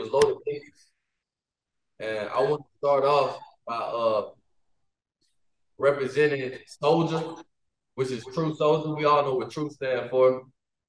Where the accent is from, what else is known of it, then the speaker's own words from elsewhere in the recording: Alabama, United States; born and raised in Alabama, United States, 20-year-old entrepreneur.